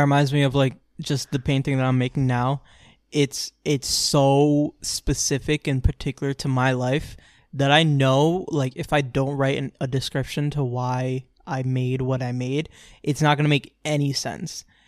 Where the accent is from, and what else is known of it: Orlando, Florida, United States; born or raised there